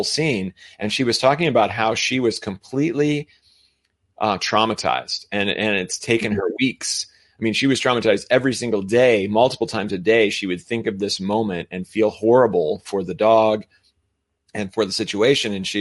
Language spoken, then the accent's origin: English; United States; I'm American